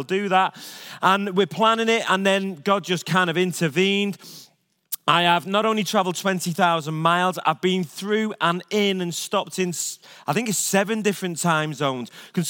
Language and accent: English; England, United Kingdom; now in United States; I'm an Englishman, not allowed back in my own land.